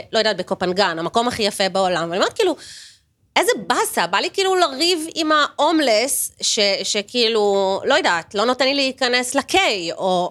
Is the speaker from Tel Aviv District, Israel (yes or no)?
yes; Tel Aviv, Tel Aviv District, Israel; אני תל אביבית במקור, כזה ממש מכיכר רבין